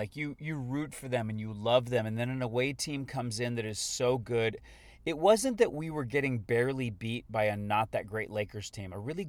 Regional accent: Florida, United States; moved away as an adult; now in Los Angeles, United States; I was from Florida

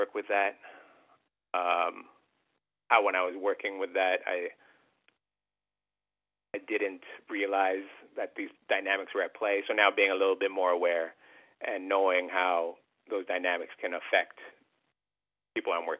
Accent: Canada; being like Filipino-Canadian

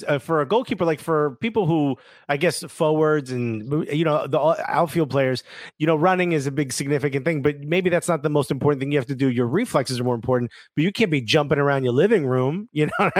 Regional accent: Newark, New Jersey, United States; moved away as an adult; now in Brooklyn, United States; North Jersey boy. In fact, you want to hear something crazy. So I'm born and raised in Newark, living in Brooklyn now.

